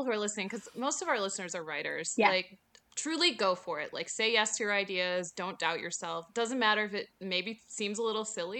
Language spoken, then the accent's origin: English; Chicago, Illinois, United States; moved away; I'm from Chicago originally, but okay, my grandparents are from the UP.